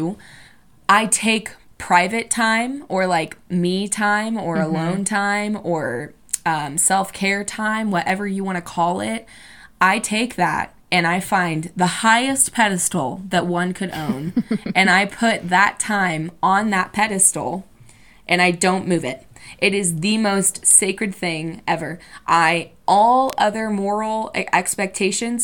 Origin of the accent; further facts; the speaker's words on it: Indiana, United States; I'm from Indiana